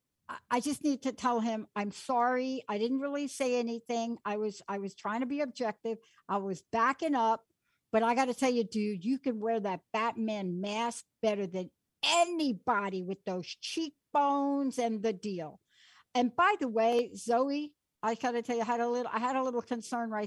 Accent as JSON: {"language": "English", "region": "New York", "country": "United States", "tie": "born or raised there", "moved": "yes", "said": "I grew up in New York. I lived there on the East Coast most of my life."}